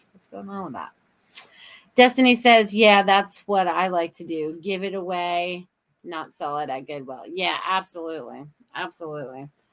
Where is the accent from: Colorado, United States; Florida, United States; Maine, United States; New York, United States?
Maine, United States; my childhood when I was growing up in Maine